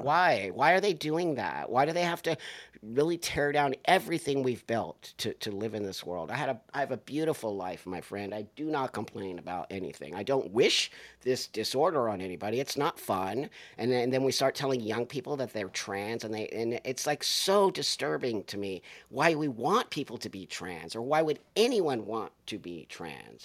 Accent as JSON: {"language": "English", "country": "United States", "said": "I'm an American, dude. I value being American. I've lived in other countries"}